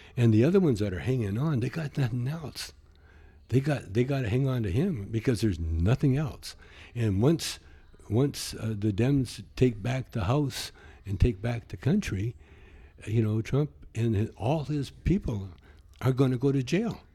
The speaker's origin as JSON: {"language": "English", "region": "the Canadian Prairies", "country": "Canada", "tie": "born or raised there", "said": "you grow up like I did in, in the prairies"}